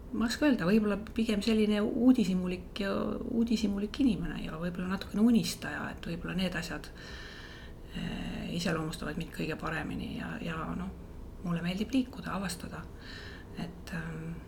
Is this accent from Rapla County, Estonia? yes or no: no; Võsu, Lääne-Viru County, Estonia; minu lapsepõlv möödus Võsul